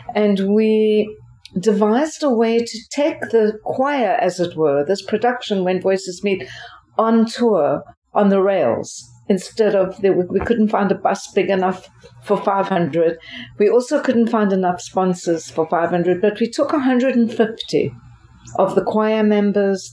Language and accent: English; Port Elizabeth, Eastern Cape, South Africa; moved away as an adult; also born or lived in Durban, South Africa / Philadelphia, United States; now in United States; my hometown, as you mentioned, is Port Elizabeth